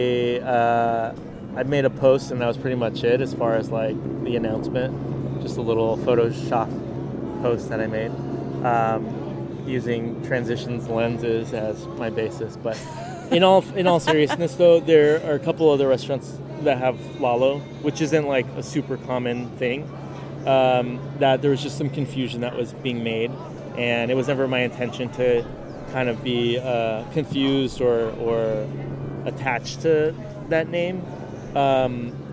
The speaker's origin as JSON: {"language": "English", "town": "San Diego", "region": "California", "country": "United States", "tie": "born or raised there", "moved": "yes", "lives_now": "New York City, United States", "said": "growing up in San Diego and like visiting and just being immersed in like a really large Mexican American family"}